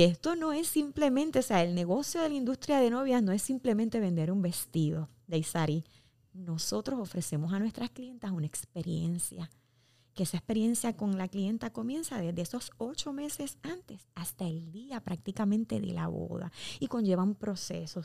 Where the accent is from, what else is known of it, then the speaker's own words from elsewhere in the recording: Puerto Rico; como puertorriqueños estamos, somos una empresa netamente puertorriqueña